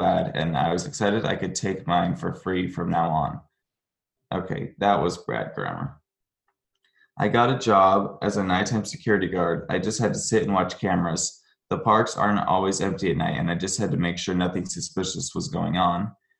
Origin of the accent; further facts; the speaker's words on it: Orlando, Florida, United States; I grew up in Orlando, so my mom took me rather frequently as a young lad.